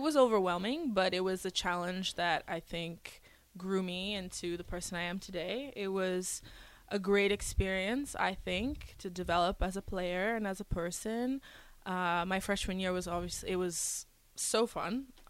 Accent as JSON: {"language": "English", "town": "Damascus", "region": "Damascus Governorate", "country": "Syria", "tie": "born there", "also_born_or_lived": "Venezuela / Houston, United States / New Zealand / Brunei", "said": "So I was born in the Middle East in Syria, Damascus, and I've lived everywhere growing up. So after Syria, we went to Venezuela in South America. Then we went to Houston, Texas, New Zealand, and Brunei, which is in Southeast Asia."}